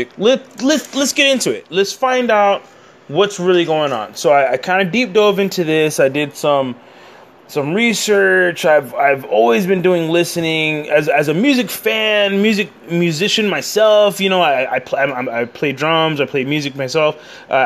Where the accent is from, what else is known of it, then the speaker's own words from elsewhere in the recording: San Antonio, Texas, United States; I'm from San Antonio, Texas